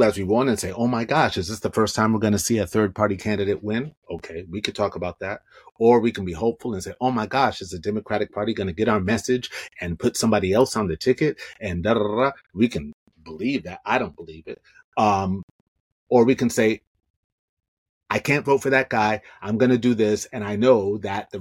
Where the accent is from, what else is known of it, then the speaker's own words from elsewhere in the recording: New York, United States; now in Los Angeles, United States; I'm from New York. I see, you know, and I live in LA.